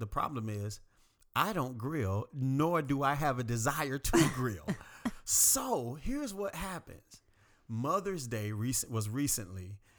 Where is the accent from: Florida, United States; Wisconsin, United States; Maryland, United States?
Florida, United States; The only issue is I'm from South Florida, not country at all, very city.